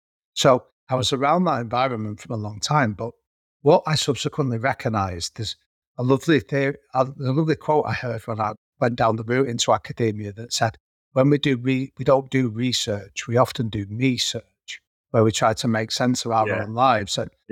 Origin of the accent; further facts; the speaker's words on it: Manchester, North West England, United Kingdom; the area that I grew up in North Manchester, over the last 20 years, it's been categorized as being one of Europe's third poorest districts.